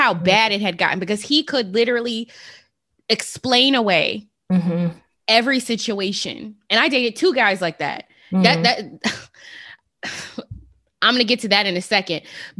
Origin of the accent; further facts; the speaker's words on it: Las Vegas, Nevada, United States; I'm from Las Vegas, the city of sin